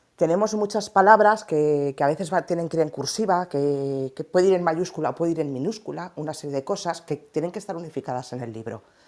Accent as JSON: {"language": "Spanish", "region": "Valencian Community", "country": "Spain", "said": "a nosotras nos pasó como valencianas, que la palabra finca aquí la utilizamos para referirnos a los edificios de pisos."}